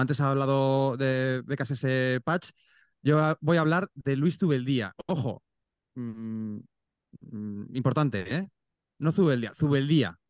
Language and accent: Spanish; Aragon, Spain; No soy neerlandés, yo soy aragonés